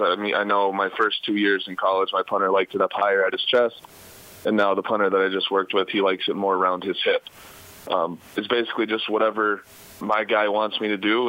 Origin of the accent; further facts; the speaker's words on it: Minnesota, United States; It's only about two and a half hours away from my my hometown in Minnesota